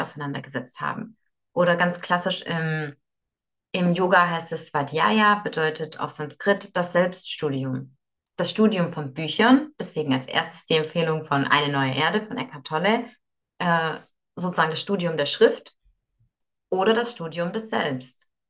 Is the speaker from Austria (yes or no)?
no; Moscow, Russia; moved away; ich bin in Moskau geboren